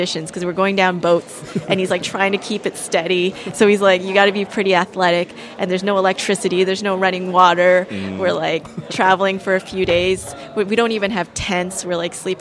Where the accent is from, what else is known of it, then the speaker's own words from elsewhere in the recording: Canada; my parents left Vietnam and I grew up in Canada